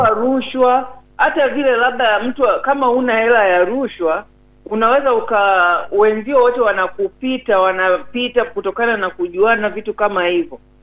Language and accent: Swahili; Tanzania; kwa mimi kama Mtanzania